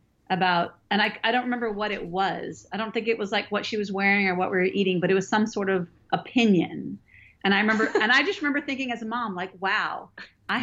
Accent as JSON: {"language": "English", "region": "Northern California", "country": "United States", "tie": "born or raised there", "moved": "as an adult", "lives_now": "Georgia, United States", "said": "I grew up in California in Northern California, and I've lived in Georgia for almost 20 years."}